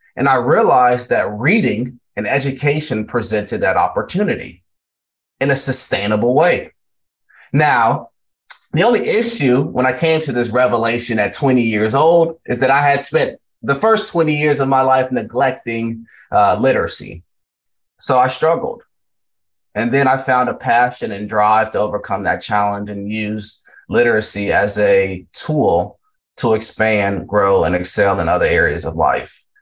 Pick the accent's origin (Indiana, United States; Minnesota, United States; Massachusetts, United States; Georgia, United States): Georgia, United States; Valdosta; also born or lived in Largo, Florida; I grew up in Valdosta, Georgia